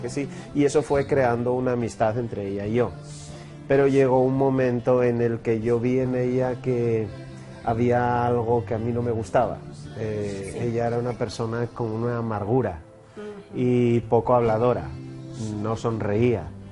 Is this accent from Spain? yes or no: yes; Oviedo, Asturias, Spain; moved away as an adult; also born or lived in Brazil; now in Colombia; Nací en Oviedo